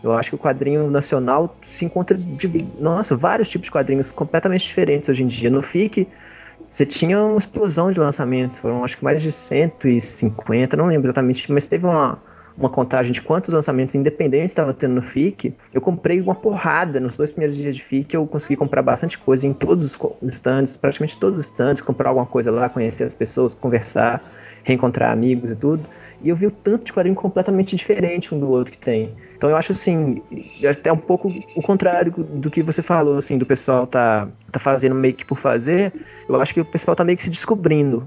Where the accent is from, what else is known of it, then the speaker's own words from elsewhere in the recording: Belo Horizonte, Minas Gerais, Brazil; eu sou de Belo Horizonte mesmo, nasci e moro aqui